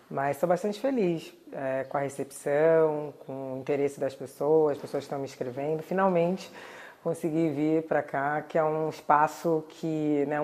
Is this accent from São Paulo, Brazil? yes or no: yes; Santos, São Paulo, Brazil; born there; foi um dos fundadores do Partido Comunista em Santos, que é a cidade onde eu nasci, e também ativista do movimento negro.